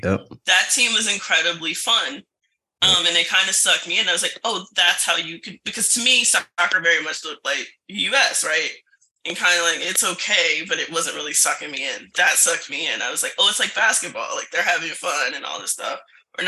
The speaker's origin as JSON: {"language": "English", "region": "Virginia", "country": "United States", "tie": "born or raised there", "said": "when I was growing up in Virginia"}